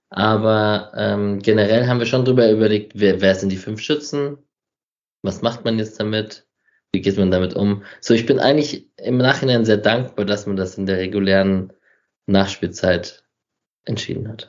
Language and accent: German; Berlin, Germany; für mich als Berliner, oder einfach also HSV auswärts fände ich tatsächlich auch geil.